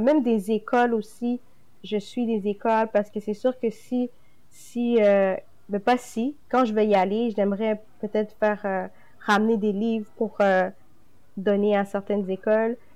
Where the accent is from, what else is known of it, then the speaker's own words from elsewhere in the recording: Quebec, Canada; je suis née directement au Québec